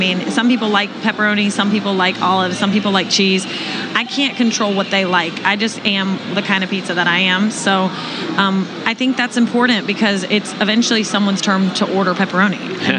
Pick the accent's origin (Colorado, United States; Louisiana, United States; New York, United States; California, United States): Louisiana, United States; New Orleans; I'm originally from New Orleans, Louisiana, and I think being from New Orleans, you know, as a small child, you walk around, you see harmonica players and saxophone players everywhere you look